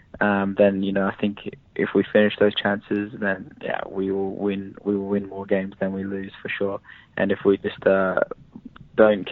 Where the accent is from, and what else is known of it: Perth, Western Australia, Australia; born or raised there; moved away as an adult